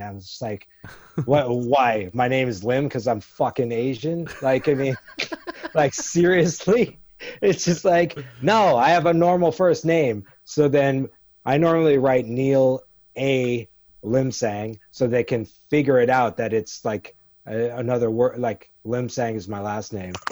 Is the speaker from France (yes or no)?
no; Canada; moved away as an adult; also born or lived in Kingston, Jamaica / New York City, United States; now in United States; I grew up in Jamaica till I was about six, and then we moved to Canada when I was six and a half. And I grew up in Canada till I was in my early twenties.